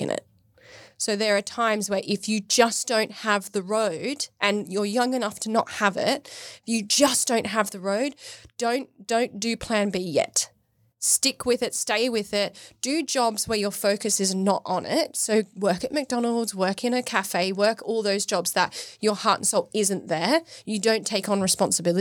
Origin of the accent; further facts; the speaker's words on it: Australia; now in United Kingdom; I'm from Australia.